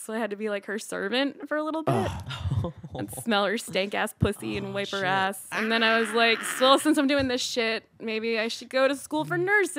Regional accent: Columbia, Maryland, United States

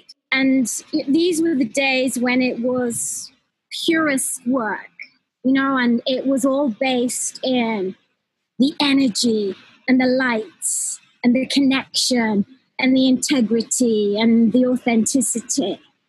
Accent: Newcastle, North East England, United Kingdom; I grew up in Newcastle.

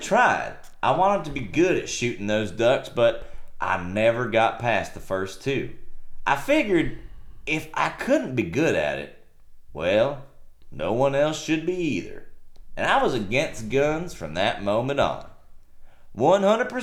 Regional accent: Rio Grande Valley, Texas, United States; I'm from the Rio Grande Valley

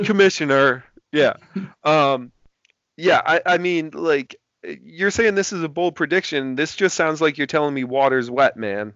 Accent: Boston, Massachusetts, United States; I'm from Boston. I can never root for a New York team ever

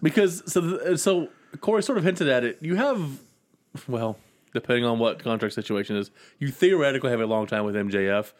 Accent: Georgia, United States; I grew up in Georgia

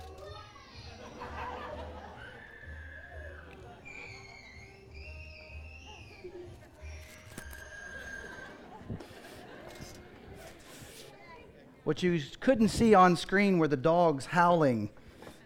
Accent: Dallas, Texas, United States; I grew up in Dallas, Fort Worth

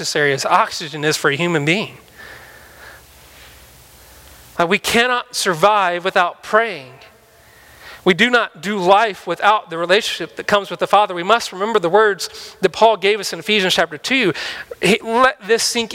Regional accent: Mississippi, United States; moved away; I'm from Mississippi

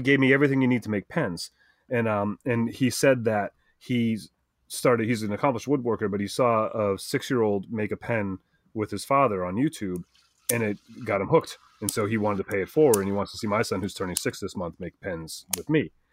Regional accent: New England, United States; accent: New England; that's my New England accent

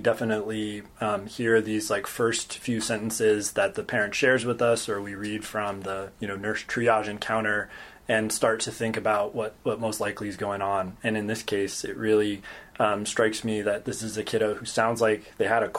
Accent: just outside of Portland, Oregon, United States; moved away as an adult; also born or lived in Stanford, California / Chapel Hill, North Carolina / San Francisco, California; now in Davis, United States; I grew up in Oregon, just outside of Portland.

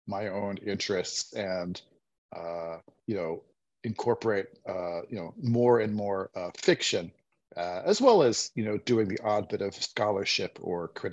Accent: East Coast, United States; moved away; I grew up in the East Coast

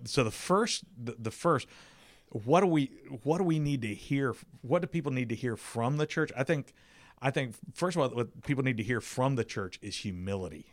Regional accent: South Carolina, United States; moved away; I'm from South Carolina. I was living there at the time.

